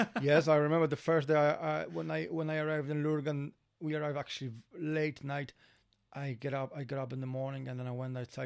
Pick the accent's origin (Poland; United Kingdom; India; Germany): Poland; accent: Polish; English is a second language; moved away as an adult; now in Ireland; we are from Poland